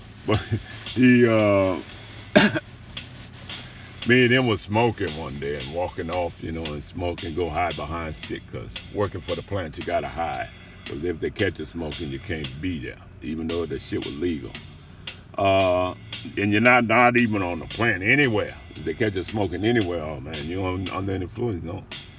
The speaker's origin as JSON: {"language": "English", "town": "New Orleans", "region": "Louisiana", "country": "United States", "tie": "born or raised there", "also_born_or_lived": "Alaska", "moved": "as an adult", "said": "I'm from Louisiana. What part? I said, New Orleans."}